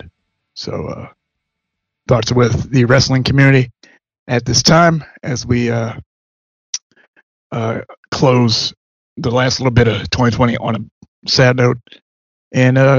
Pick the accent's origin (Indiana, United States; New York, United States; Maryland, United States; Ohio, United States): Maryland, United States; I'm from Maryland. I pronounce things differently.